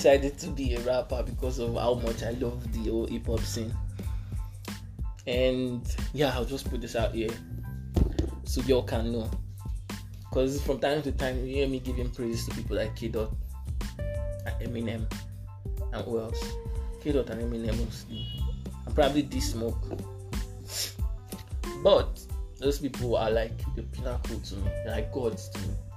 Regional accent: Lagos, Nigeria; also born or lived in Ekiti State; I'm from AKT. Grew up in Gidi mostly. Spent most of my time in Gidi

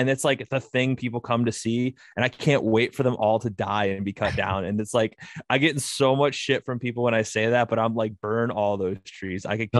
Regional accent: Ohio, United States; Ohio, Northwest Ohio.

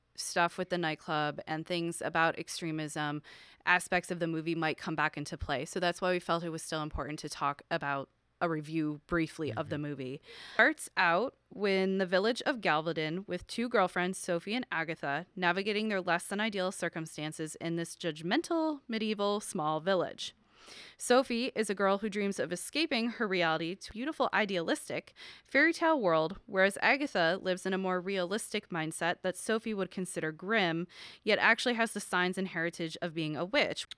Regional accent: Buffalo, New York, United States; Buffalo, New York, which is my hometown

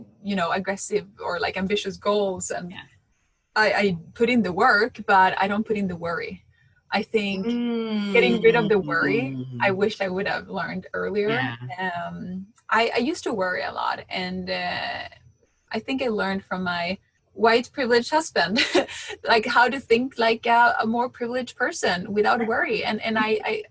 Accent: Sweden; I was born and raised in Sweden, but I grew up in a very Latin family.

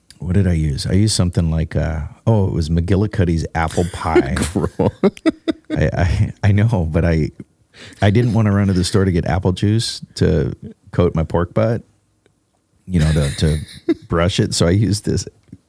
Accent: Alaska, United States; moved away; growing up in Alaska

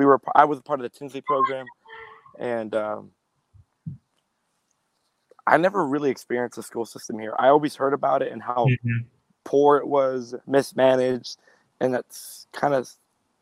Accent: East Palo Alto, California, United States; Born and raised in East Palo Alto, first generation American. I'm the youngest of three men in our house. Parents migrated up north, you know, from Jalisco, Mexico, for a better future.

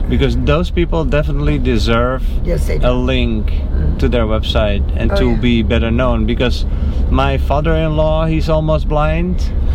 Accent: Netherlands; moved away; I'm from the Netherlands.

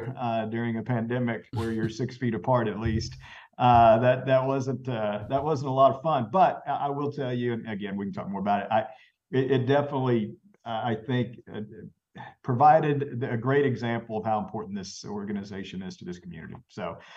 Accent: Brazos Valley, Texas, United States; I grew up in the Brazos Valley area myself.

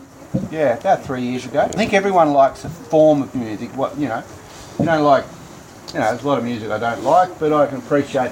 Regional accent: Manangatang, Victoria, Australia; I'm from Manangatang. I was born in the hospital here, and I was raised in a farm just out the road here, about 11 k's.

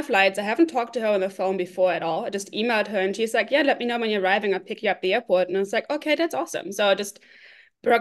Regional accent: Cologne, North Rhine-Westphalia, Germany; English is a second language; moved away as an adult; also born or lived in Boston, United States; now in California, United States; I grew up just outside of Cologne area

